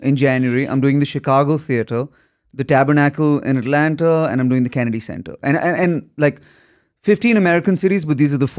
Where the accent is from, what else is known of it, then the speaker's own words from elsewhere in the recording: India; also born or lived in Galesburg, Illinois; Then I came to Galesburg, Illinois, where I was the kid from India to study drama.